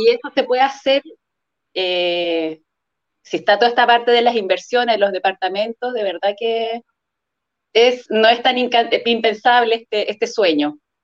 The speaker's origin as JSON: {"language": "Spanish", "town": "Puerto Varas", "region": "Los Lagos", "country": "Chile", "said": "trabajo en un colegio en Puerto Varas, soy de Puerto Varas"}